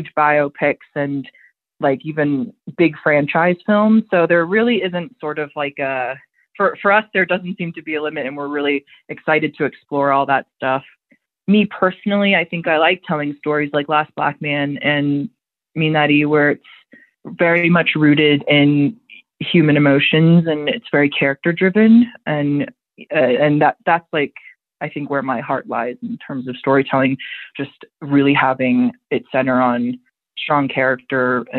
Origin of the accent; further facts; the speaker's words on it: United States; I'm an American